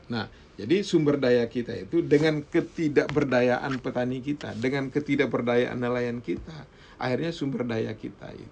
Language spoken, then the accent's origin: Indonesian; Sumbawa, West Nusa Tenggara, Indonesia; kalau misalnya contoh di Sumbawa di kampung saya di kampung saya itu lokasi food estate-nya itu memang ada